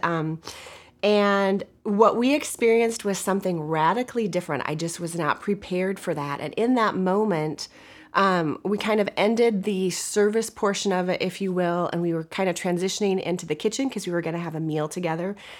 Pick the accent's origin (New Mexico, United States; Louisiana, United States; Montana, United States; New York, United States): Montana, United States; moved away as an adult; now in Midwest, United States; I'm from Montana, and we've lived in the Midwest the past twenty-six years since we've been married